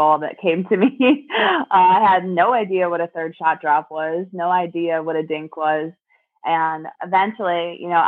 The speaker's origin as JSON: {"language": "English", "town": "Springfield", "region": "Missouri", "country": "United States", "tie": "born or raised there", "said": "my hometown"}